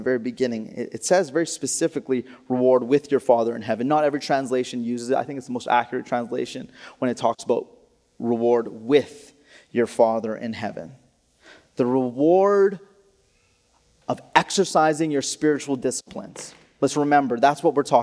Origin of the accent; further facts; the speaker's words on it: Alberta, Canada; I grew up in Alberta